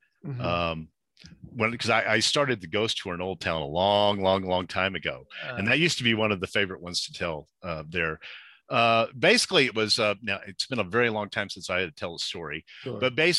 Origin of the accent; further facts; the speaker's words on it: Texas, United States; born there; now in Albuquerque, United States; No, I was born in Texas, and my parents moved around a lot.